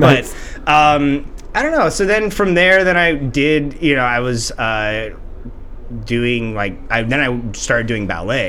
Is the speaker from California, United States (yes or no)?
yes; Placerville, California, United States; we had a pretty good community theater in the town that I grew up in Placerville, California.